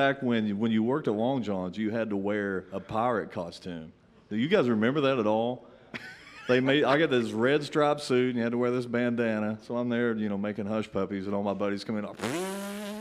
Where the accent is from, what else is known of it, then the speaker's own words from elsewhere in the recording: United States; growing up in Lawrence County.